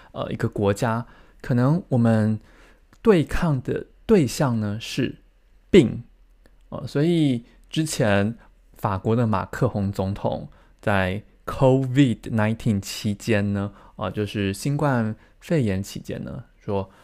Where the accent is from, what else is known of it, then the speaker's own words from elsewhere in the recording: Taiwan; 我在台湾出生长大